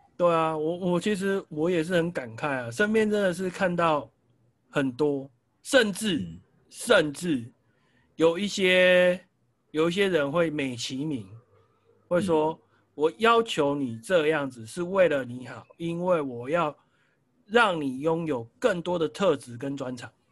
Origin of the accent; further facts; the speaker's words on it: Taiwan; 我们台湾人